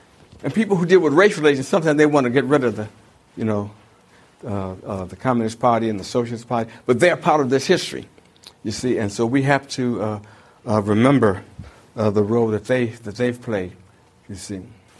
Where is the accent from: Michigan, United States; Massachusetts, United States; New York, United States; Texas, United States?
Michigan, United States; Detroit; Well, I'm this kid from Detroit, you see, 1964, and I'm thinking, you know, I'm in the South